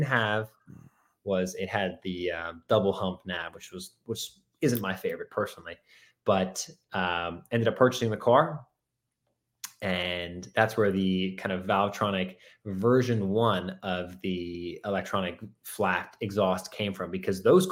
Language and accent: English; Wellesley, Massachusetts, United States; I grew up in Wellesley